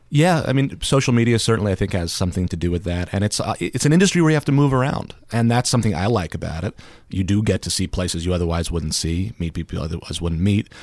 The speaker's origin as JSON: {"language": "English", "region": "New Jersey", "country": "United States", "moved": "as an adult", "lives_now": "Alaska, United States", "said": "I'm originally from New Jersey"}